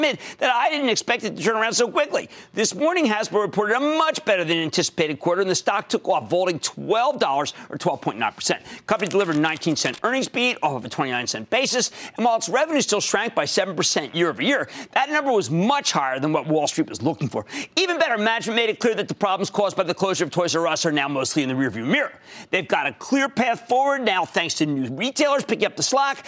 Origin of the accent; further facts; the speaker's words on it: New Jersey, United States; my home state of New Jersey.